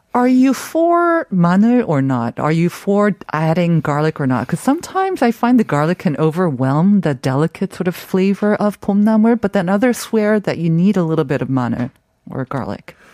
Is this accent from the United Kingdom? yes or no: no; Canada; when I was growing up in Canada